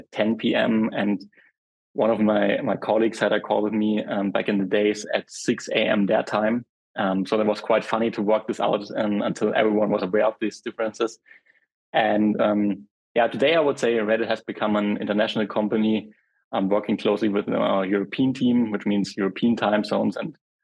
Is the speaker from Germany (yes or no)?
yes; Germany; I'm from Germany.